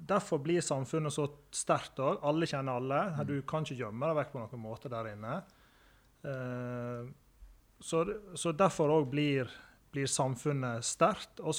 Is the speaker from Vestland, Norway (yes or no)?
yes; Høyanger, Vestland, Norway; moved away as an adult; now in Førde, Norway; Oppvekst i Høyanger eh, kan ikke si noe annet enn var fantastisk. Det er jo en, er jo en nydelig bygd å, bli, å, vokse opp i.